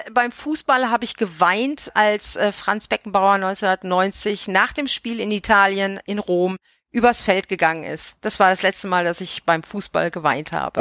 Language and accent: German; Bavaria, Germany; now in Vogelsbergkreis, Germany; aus Bayern, aus der Gegend, wo ich herkomme